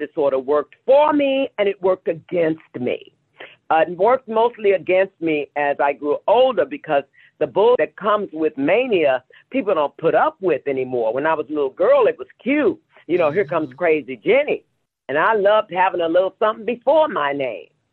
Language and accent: English; Kinloch, Missouri, United States; I'm originally from St. Louis, Missouri, a small town on the outskirts. Actually, it's called Kinloch, Missouri